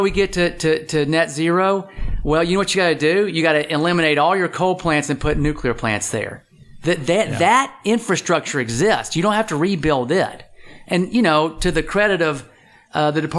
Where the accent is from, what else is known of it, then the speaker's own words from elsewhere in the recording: Texas, United States; I'm from Texas and I got a lot of friends who work in the oil and gas industry